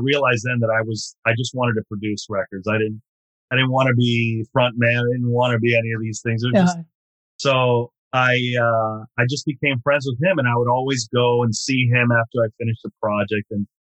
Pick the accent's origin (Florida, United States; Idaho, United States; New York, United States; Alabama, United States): Florida, United States; Miami; I was from Miami and obviously Latin, from a Latin background